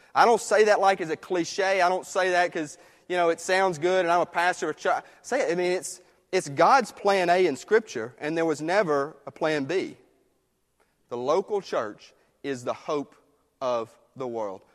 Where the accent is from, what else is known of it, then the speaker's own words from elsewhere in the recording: United States; I love living in this country, being American